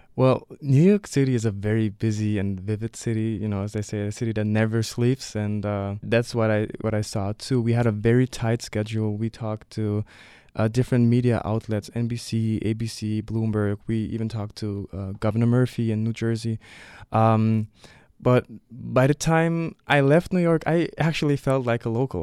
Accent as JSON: {"language": "English", "town": "Leipzig", "region": "Saxony", "country": "Germany", "tie": "born or raised there", "said": "I was born and raised in Leipzig"}